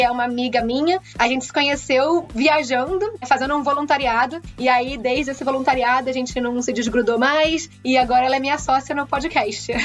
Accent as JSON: {"language": "Portuguese", "region": "Rio de Janeiro", "country": "Brazil", "also_born_or_lived": "Exeter, England", "moved": "as an adult", "lives_now": "Chelmsford, United Kingdom", "said": "sou carioca e eu moro na Inglaterra já há sete anos"}